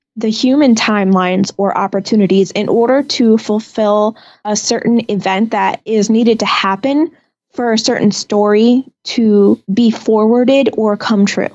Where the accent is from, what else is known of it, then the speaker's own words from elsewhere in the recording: Lake Mary, Florida, United States; I was born here in Lake Mary, Florida